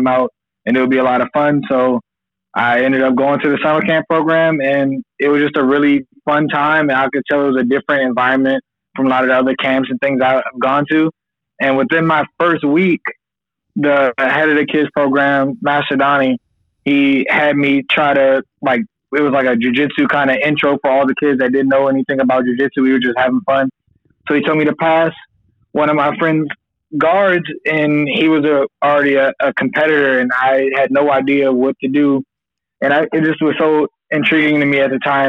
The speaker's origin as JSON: {"language": "English", "area": "Prince George's County", "region": "Maryland", "country": "United States", "tie": "born or raised there", "also_born_or_lived": "Suitland, Maryland / Oxon Hill, Maryland", "said": "I am from PG County, Maryland, a big county in Maryland. I grew up like right near Andrews Air Force Base for the most part."}